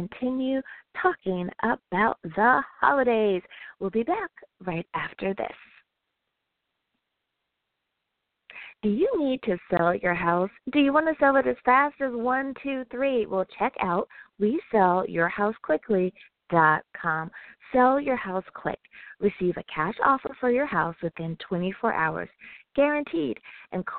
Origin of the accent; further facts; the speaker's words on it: United States; my home country, the U.S. of A.